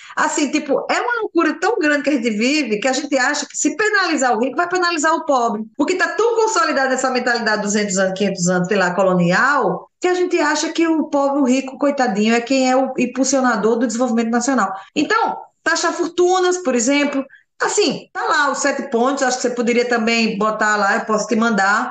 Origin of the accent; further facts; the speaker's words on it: Alagoas, Brazil; minha terra, sou lagoana, a gente ceva o caranguejo